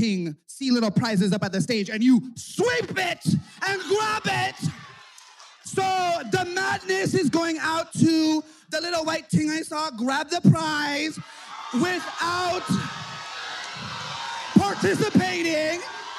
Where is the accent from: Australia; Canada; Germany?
Canada; Vancouver, British Columbia; pronouns they, them, from Vancouver, Canada.